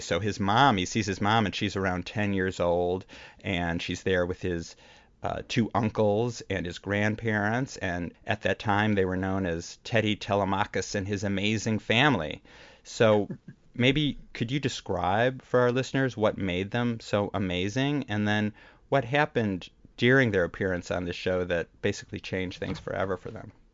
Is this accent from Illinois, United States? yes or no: yes; Chicago area, Illinois, United States; now in New York, United States; we both grew up in the Chicago area